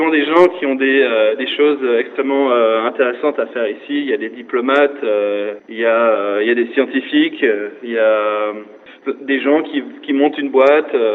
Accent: Alsace, Grand Est, France; now in New York, United States

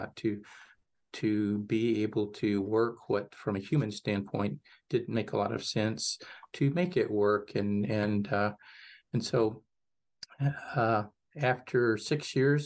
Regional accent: Mineola, Texas, United States; Most of my upbringing was in Northeast Texas. St. Dunstan's, Mineola, Texas was my home parish

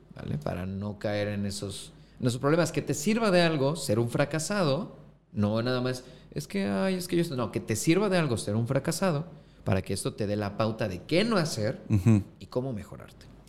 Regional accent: Acapulco, Guerrero, Mexico; also born or lived in Mexico City; soy costeño

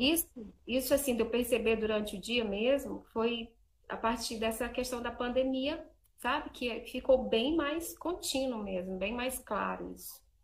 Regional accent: Imperatriz, Maranhão, Brazil; now in Divinópolis, Brazil; eu moro em Divinópolis, Minas Gerais, mas eu sou lá de Imperatriz do Maranhão

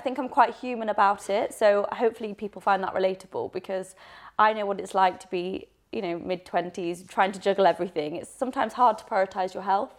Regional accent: Leeds, Yorkshire and the Humber, United Kingdom; moved away; also born or lived in Birmingham; I'm originally from Leeds, so I'm a Northern gal

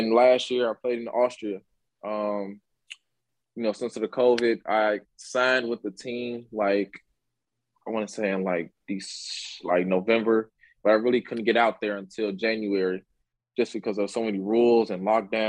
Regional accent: Chicago, Illinois, United States; Born and raised in Chicago, Illinois. As you guys know, I grew up on the south side of Chicago.

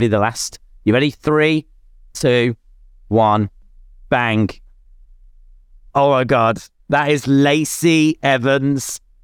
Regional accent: United Kingdom; I'm British

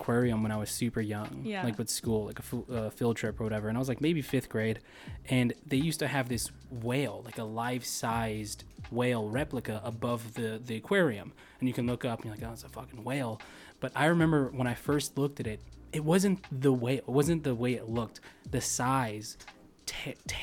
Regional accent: California, United States; moved away as an adult; we grew up in Cali, so we were the epitome of like season pass holders for Disneyland and Universal

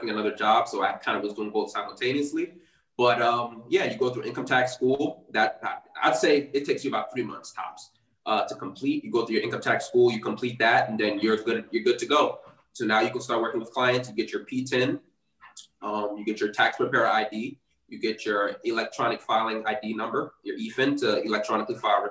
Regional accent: New Jersey, United States; I'm actually from New Jersey. I live in South Jersey right now, very close to Philadelphia

